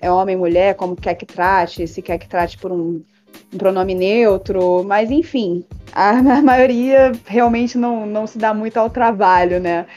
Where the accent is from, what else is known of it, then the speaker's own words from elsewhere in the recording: Rio de Janeiro, Brazil; eu sou carioca